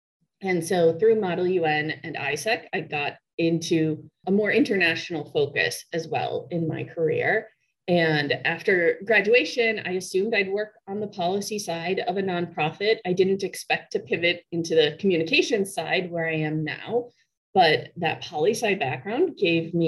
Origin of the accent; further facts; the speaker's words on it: Kenosha, Wisconsin, United States; I was growing up in Kenosha, Wisconsin, so not a massive town